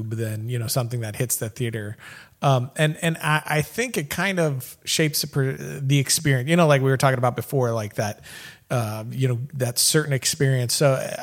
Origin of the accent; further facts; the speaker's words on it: Florida, United States; moved away as an adult; now in Dallas, United States; I'm in Dallas still. I lived in Florida, born and raised in Florida. Moved to Dallas in like 2012